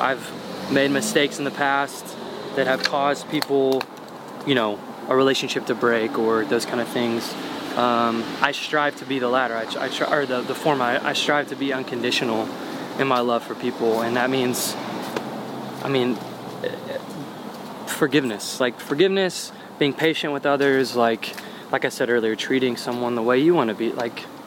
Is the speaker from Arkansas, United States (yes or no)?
yes; Sheridan, Arkansas, United States; moved away; also born or lived in Little Rock, Arkansas; I grew up in Little Rock's not, like, super small, but compared to the rest of the world, it's pretty small. The city I went to junior high and high school in is called Sheridan